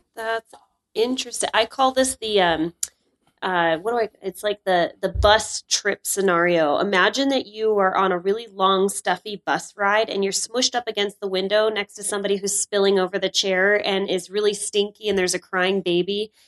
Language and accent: English; North Dakota, United States; now in Salt Lake City, United States; I'm from North Dakota